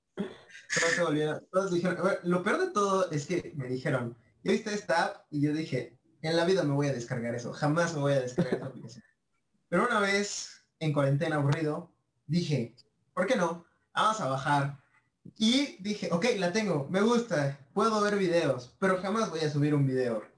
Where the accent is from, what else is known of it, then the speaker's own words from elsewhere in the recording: Mexico; yo soy de México, eh, tengo 19 años